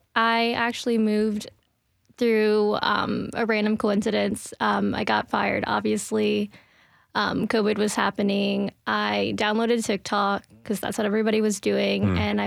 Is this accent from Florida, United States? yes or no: yes; Florida, United States; now in Nashville, United States; I'm just gonna move to Tennessee. Like, I'm from Florida. I like lived there most of my life. I definitely wanted a new change, and nothing was really stopping me, so I just moved here.